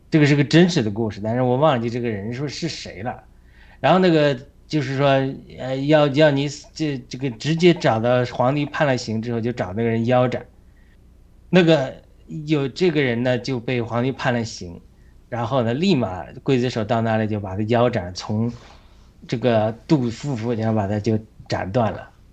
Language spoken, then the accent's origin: Chinese; China; 会跟着我们中国人的心灵带上了伤害